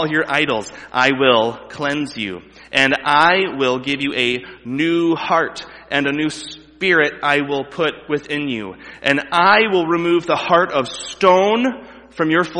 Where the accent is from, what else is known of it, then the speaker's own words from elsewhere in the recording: United States; as an American